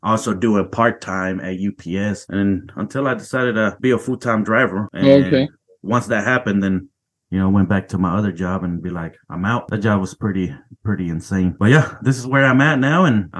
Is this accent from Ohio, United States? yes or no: no; Missouri, United States; I'm from Missouri, by the way, in case you wanted to know that.